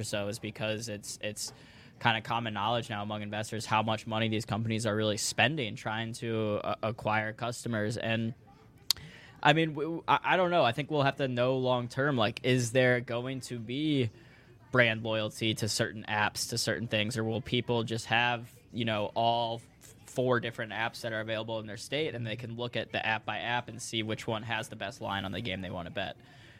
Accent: Missouri, United States; So, I'm from Missouri.

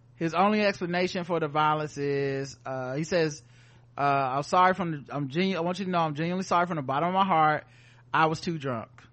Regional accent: the South, United States; we're from the South

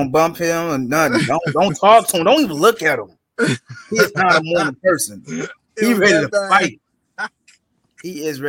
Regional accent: Cleveland, Ohio, United States; He from Columbus. I'm from Cleveland.

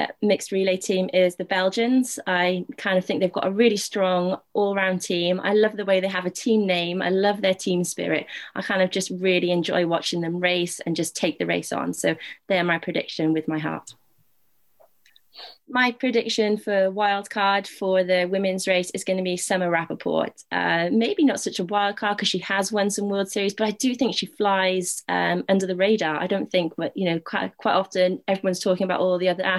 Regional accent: United Kingdom; a Brit

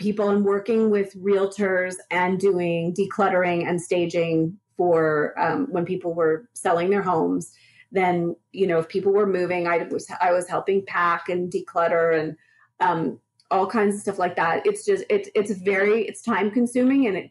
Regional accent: Montreal, Quebec, Canada; moved away as an adult; now in Sedona, United States; I'm from Montreal, and I worked for California Closets in Montreal for, God, just under 20 years. And then I decided I wanted to move to Sedona, Arizona, where I live now

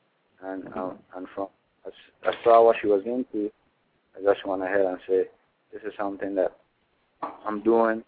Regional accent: British Virgin Islands; I'm from the Virgin Islands by way of Tortola

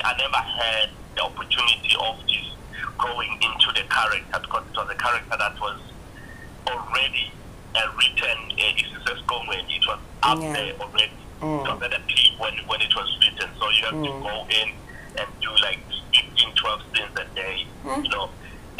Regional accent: Mkondo, Mpumalanga, South Africa; also born or lived in KwaZulu-Natal / Katlehong, Gauteng; I was born in KZN, in the northern side of KZN, and I grew up there partly in Mpumalanga, Mkondo, and partly in the East Rand, Ekatlehong. So I'm a son of the soil and a traveler by nature.

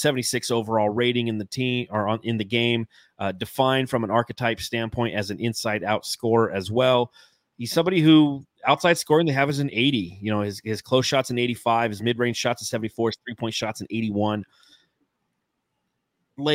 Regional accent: Phoenix, Arizona, United States; Like, yeah, dude, I'm from Phoenix.

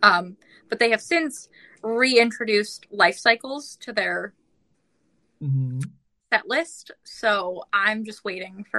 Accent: Vancouver, British Columbia, Canada; I was born and raised in Vancouver

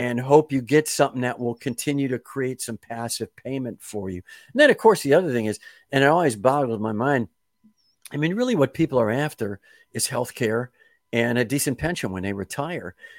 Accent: Kenosha, Wisconsin, United States; I am from Kenosha, Wisconsin

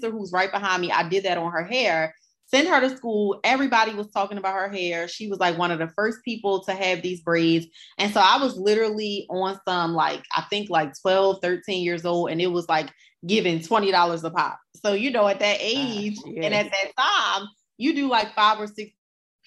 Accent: Baltimore, Maryland, United States; I grew up in West Baltimore

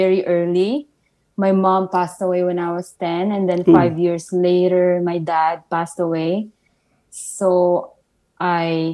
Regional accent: Valenzuela, Metro Manila, Philippines; also born or lived in Isabela, Philippines; now in Montreal, Canada; I was born in Isabela, but I grew up in Valenzuela in Manila, Metro Manila

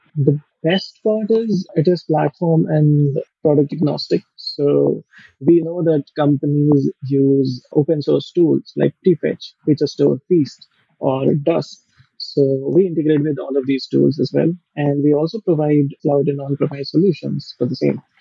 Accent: India; also born or lived in Oxford / Japan; I'm from India

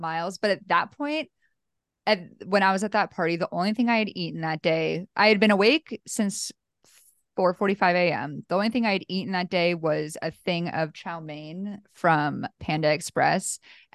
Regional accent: Bay Area, California, United States; I'm from the Bay Area

